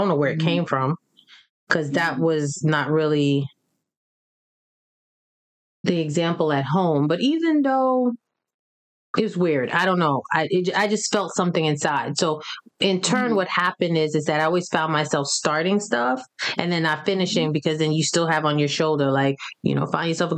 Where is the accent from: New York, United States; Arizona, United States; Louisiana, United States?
New York, United States; growing up in New York